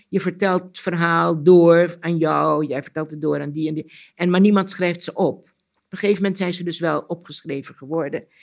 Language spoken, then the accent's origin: Dutch; Curaçao; moved away; Curaçao is toch het eiland waar ik ben geboren. En ons huis stond ook vlak bij de zee